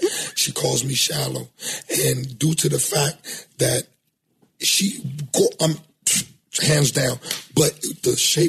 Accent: the South, United States; But I'm from the South.

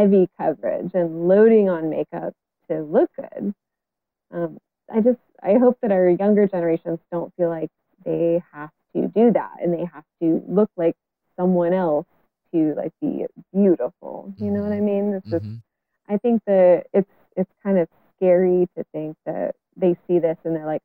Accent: Bellingham, Washington, United States; this is my hometown. You know, I'm still living here in Bellingham. I've moved away, but I've come back

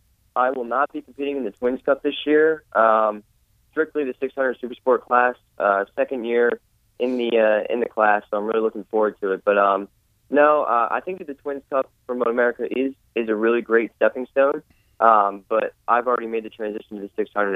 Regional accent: Pennsylvania, United States; Oh, I'm from Pennsylvania.

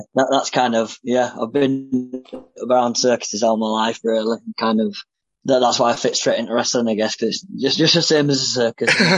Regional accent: Bradford, Yorkshire and the Humber, United Kingdom; in Bradford, my hometown.

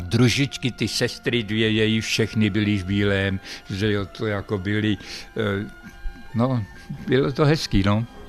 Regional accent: Opatov, Vysočina Region, Czechia; já jsem byl z Opatova

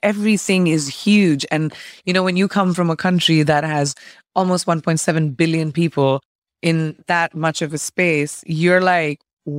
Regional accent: India; moved away; I think growing up in India is the definition of who I am. It's my pride and it's what I take before I even introduce myself, is the fact that I come from this incredible land of legacy.

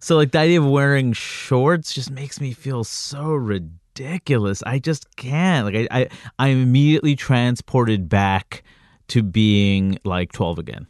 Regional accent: New York City, New York, United States; also born or lived in Jackson Heights / Floral Park / Jamaica, Queens; I grew up, uh, throughout Queens. I grew up in Jackson

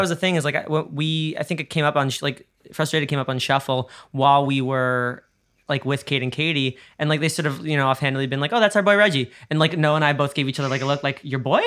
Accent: New York, United States; we're both New Yorkers

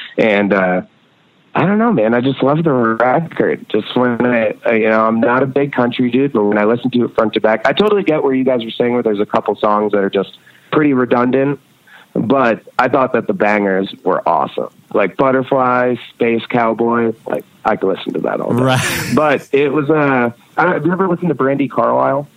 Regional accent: Red Hook, New York, United States; also born or lived in Rhinebeck, New York; I grew up, or I was born in Rhinebeck, New York, and grew up in Red Hook, New York

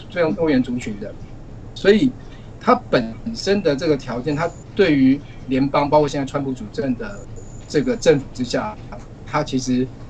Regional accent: Taiwan; moved away as an adult; also born or lived in Norway; now in New York, United States; 因为我来自台湾，我们曾经有过 SARS 的这个经验

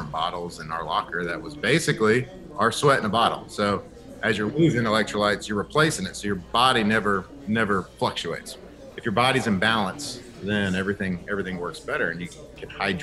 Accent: Texas, United States; moved away as an adult; also born or lived in Baton Rouge, Louisiana; I grew up and born and raised in Texas

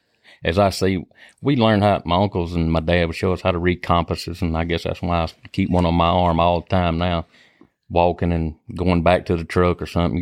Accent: Stringer, Mississippi, United States; I grew up in South Jasper County, which is Stringer, Mississippi. Grew up hunting.

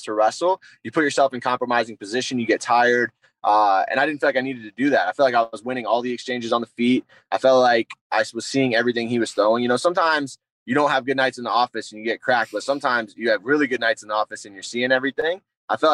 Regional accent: South Carolina, United States; moved away as an adult; also born or lived in Michigan; I'm originally from South Carolina, which wrestling's not really a hotbed in the Southeast. But I grew up wrestling.

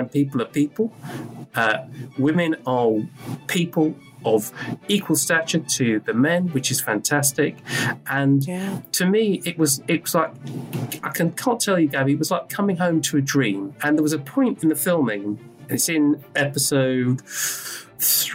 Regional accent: Newcastle upon Tyne, North East England, United Kingdom; accent: British; I'm British, you can hear from my accent. I was born in Newcastle upon Tyne in Great Britain

